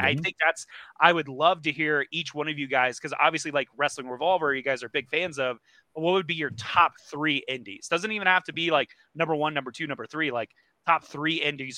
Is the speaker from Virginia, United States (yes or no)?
no; Cincinnati, Ohio, United States; growing up in the Cincinnati area